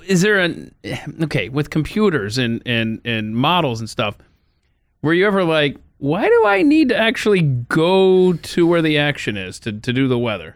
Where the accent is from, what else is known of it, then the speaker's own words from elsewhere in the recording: Marietta, Georgia, United States; my hometown of Marietta, Georgia